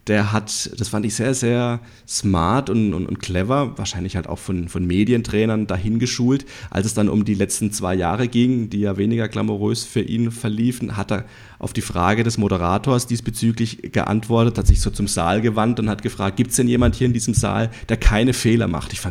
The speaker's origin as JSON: {"language": "German", "town": "Freiburg", "region": "Baden-Württemberg", "country": "Germany", "said": "Ich komme aus Freiburg und der erste Freiburg hat letzte Woche gegen den FC Bayern München gespielt."}